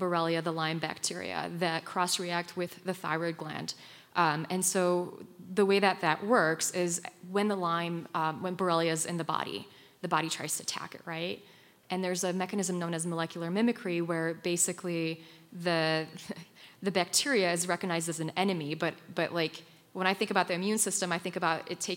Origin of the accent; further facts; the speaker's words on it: Poland; moved away; I grew up in Poland, and I lived on the Ukrainian border growing up